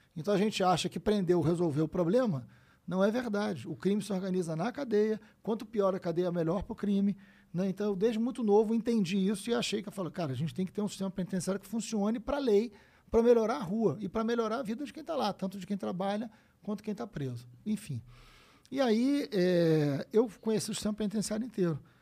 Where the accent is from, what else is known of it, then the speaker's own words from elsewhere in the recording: Niterói, Rio de Janeiro, Brazil; nasci em Niterói, São Gonçalo ali